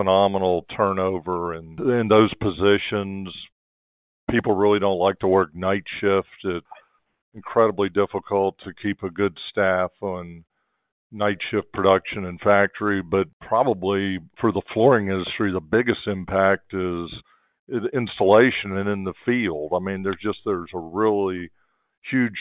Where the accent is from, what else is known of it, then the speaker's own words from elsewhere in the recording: North Florida, United States; moved away; also born or lived in Tampa, Florida; I grew up in North Florida